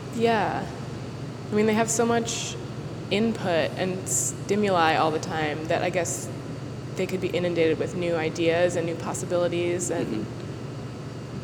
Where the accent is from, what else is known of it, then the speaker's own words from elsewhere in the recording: Worcester, Massachusetts, United States; now in New York City, United States; I grew up in central Massachusetts